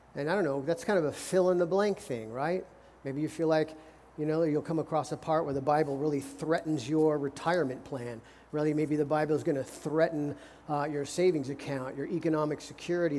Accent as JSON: {"language": "English", "country": "United States", "said": "as American Christians"}